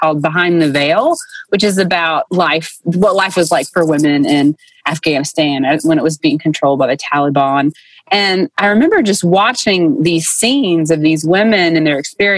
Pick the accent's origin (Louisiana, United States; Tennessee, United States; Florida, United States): Tennessee, United States; Dayton; Bryan College in Dayton, Tennessee, which is my hometown